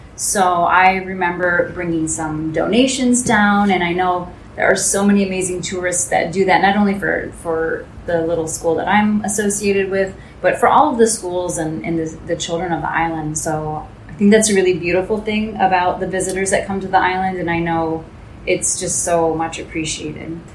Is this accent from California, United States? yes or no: no; Michigan, United States; moved away as an adult; I'm from the States, so for me it was in Michigan.